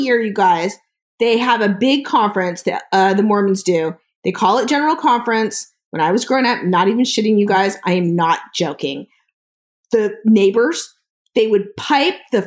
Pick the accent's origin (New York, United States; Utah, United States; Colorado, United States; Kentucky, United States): Utah, United States; Salt Lake City; also born or lived in Arizona / San Francisco; I was born and raised in Salt Lake City